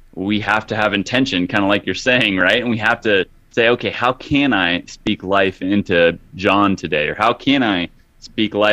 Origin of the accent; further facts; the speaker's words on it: Hutchinson, Kansas, United States; moved away as an adult; also born or lived in Los Angeles; growing up in a small town, like 45,000 people. Hutchinson, Kansas is where it is